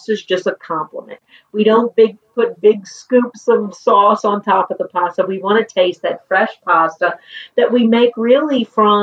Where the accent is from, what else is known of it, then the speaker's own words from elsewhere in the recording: New Orleans, Louisiana, United States; moved away as an adult; now in Italy; Both George and I, we lived only about a mile and a half apart growing up